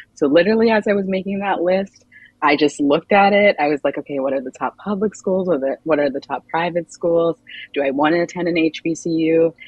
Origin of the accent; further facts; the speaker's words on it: Montgomery County, Maryland, United States; moved away as an adult; also born or lived in Chapel Hill, North Carolina; I grew up in Montgomery County, Maryland